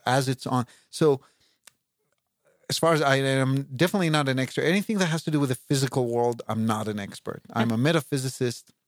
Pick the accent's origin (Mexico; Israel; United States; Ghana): Israel; moved away; I grew up in Israel, and I know Hebrew